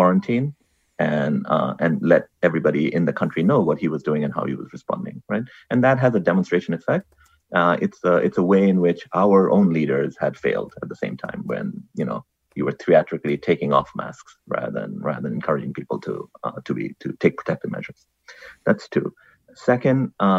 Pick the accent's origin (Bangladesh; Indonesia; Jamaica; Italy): Bangladesh; now in United States; I come from Bangladesh, that's where I grew up